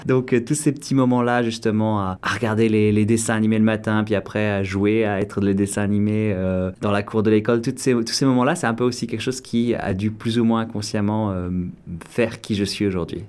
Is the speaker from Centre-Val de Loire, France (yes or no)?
yes; Orléans, Centre-Val de Loire, France; first language French; moved away as an adult; also born or lived in Paris, France; now in Toronto, Canada; j'ai grandi donc euh, en France, euh, à Orléans